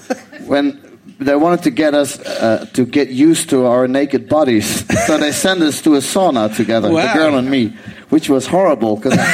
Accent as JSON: {"language": "English", "town": "Amsterdam", "region": "North Holland", "country": "Netherlands", "said": "I'm from Amsterdam"}